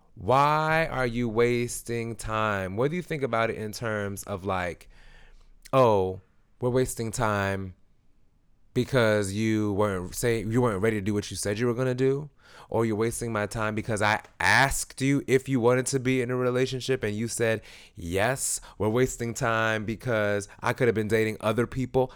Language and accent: English; Jamaica; I'm Jamaican.